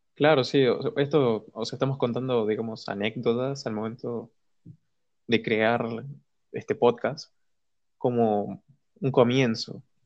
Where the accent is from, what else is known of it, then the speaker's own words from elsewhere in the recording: Argentina; soy de Argentina